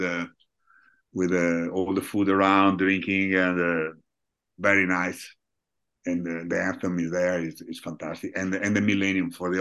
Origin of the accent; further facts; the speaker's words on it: Rovigo, Veneto, Italy; English is a second language; moved away as an adult; now in Treviso, Italy; I'm originally from Rovigo. Now I live in Treviso, but originally from Rovigo